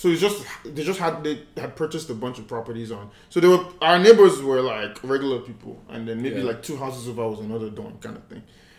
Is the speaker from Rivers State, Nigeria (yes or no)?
yes; Port Harcourt, Rivers State, Nigeria; I grew up in Port Harcourt, born and raised in Port Harcourt.